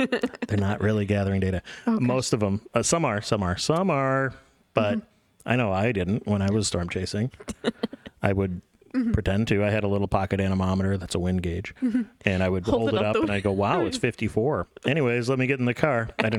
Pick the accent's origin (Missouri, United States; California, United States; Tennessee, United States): Missouri, United States; I'm from Missouri.